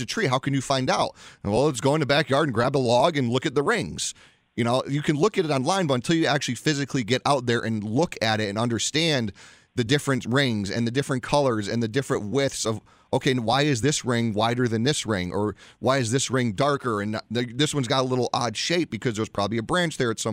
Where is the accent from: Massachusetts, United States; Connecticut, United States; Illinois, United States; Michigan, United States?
Connecticut, United States; growing up in Connecticut